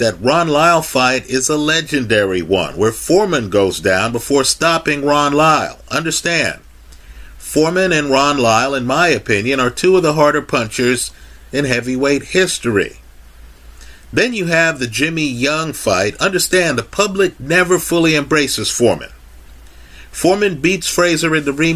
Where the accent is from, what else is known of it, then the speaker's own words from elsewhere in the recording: Kingston, Jamaica; We from Jamaica, I was born in Kingston